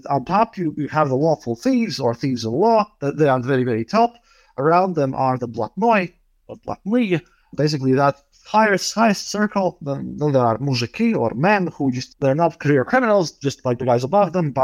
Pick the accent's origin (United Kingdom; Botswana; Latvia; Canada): Latvia; Riga; I'm from Riga, Latvia.